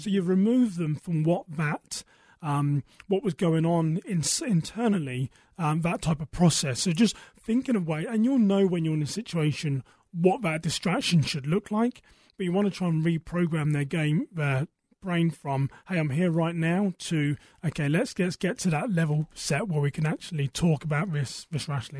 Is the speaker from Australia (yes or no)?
no; United Kingdom; moved away as an adult; now in United States; I am British, originally from a town west of London